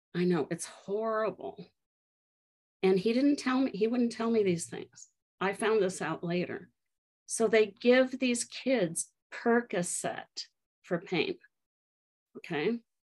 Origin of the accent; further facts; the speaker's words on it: Colorado, United States; I grew up in Colorado, and both my kids were born in the um, city that I grew up